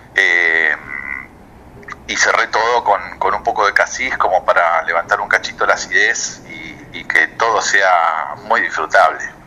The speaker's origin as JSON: {"language": "Spanish", "town": "Villa Regina", "region": "Río Negro", "country": "Argentina", "tie": "born or raised there", "moved": "as an adult", "lives_now": "Ushuaia, Argentina", "said": "Soy nacido en Río Negro, en Villa Regina, en el Alto Valle"}